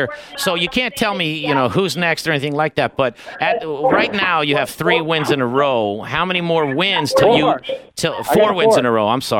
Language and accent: English; California, United States; You're talking to a Cali boy. I'm from California